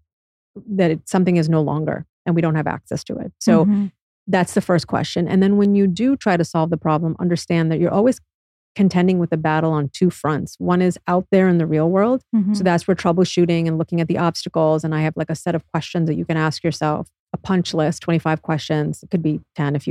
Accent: United States; being born and raised in the United States

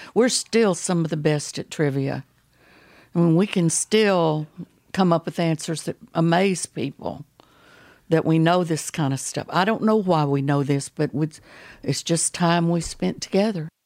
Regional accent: Baytown, Texas, United States; I was raised over in Baytown, Texas

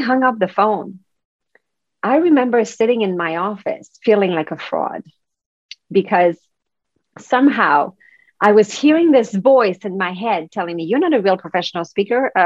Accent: Quebec, Canada; English is a second language; now in Vancouver, Canada; I'm from Quebec. So that's the French part of Canada.

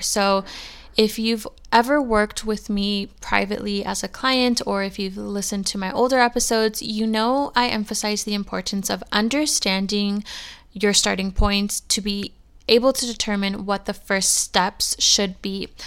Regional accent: California, United States; moved away as an adult; now in Arizona, United States; I'm born and raised in California, and I just moved to Arizona about a year ago

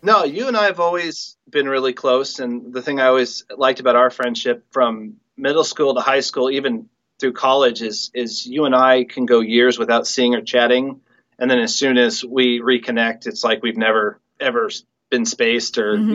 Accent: Mercer Island, Washington, United States; growing up on Mercer Island, such a small place, you kind of grow up knowing everybody.

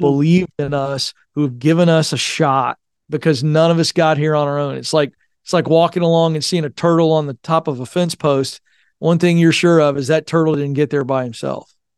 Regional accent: Hampton Roads, Virginia, United States; moved away as an adult; whenever I go back to Virginia, the Tidewater, Hampton Roads area

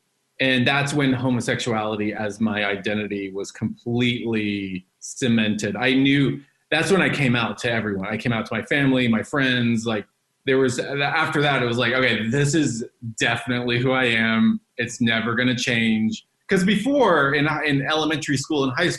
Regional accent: Dallas, Texas, United States; now in Los Angeles, United States; I was born and raised in Dallas, Texas.

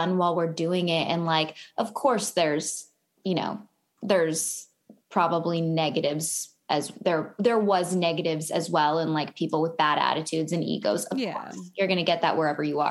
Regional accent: Vancouver, British Columbia, Canada; moved away as an adult; now in Los Angeles, United States; I am from Vancouver, Canada

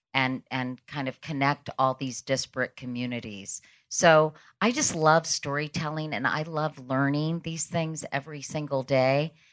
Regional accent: United States; I grew up right outside of Washington, s, D C

